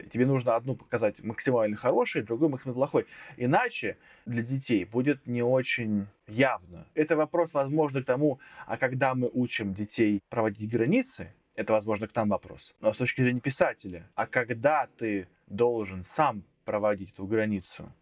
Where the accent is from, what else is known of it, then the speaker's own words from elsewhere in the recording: Voronezh, Voronezh Oblast, Russia; Я из Воронежа